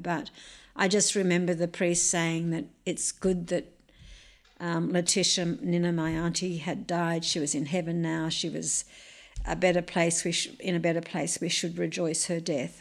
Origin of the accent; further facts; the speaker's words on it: Wiradjuri country, New South Wales, Australia; I grew up on Wiradjuri country